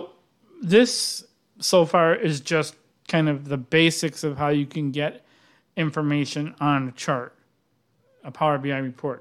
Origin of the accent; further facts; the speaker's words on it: Wisconsin, United States; I'm from Wisconsin.